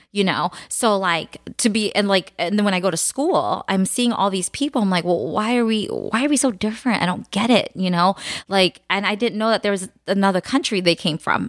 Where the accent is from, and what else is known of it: United States; born or raised there; first language Khmer; English is a second language